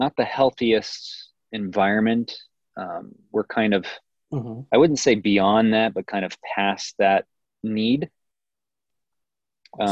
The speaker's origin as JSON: {"language": "English", "town": "Kansas City", "country": "United States", "moved": "as an adult", "lives_now": "Boulder, United States", "said": "I'm from Kansas City"}